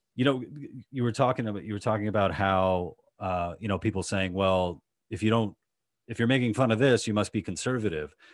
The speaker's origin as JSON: {"language": "English", "region": "New York", "country": "United States", "tie": "born or raised there", "said": "New York, in Queens"}